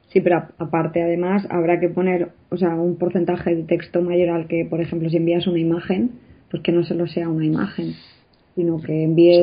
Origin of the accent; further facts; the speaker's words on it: Spain; como buenos españoles nos encanta